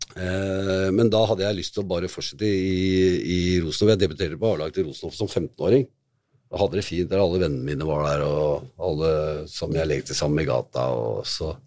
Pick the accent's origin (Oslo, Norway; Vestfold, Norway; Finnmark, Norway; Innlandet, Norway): Oslo, Norway; var oppvokst i Kristian Wiskes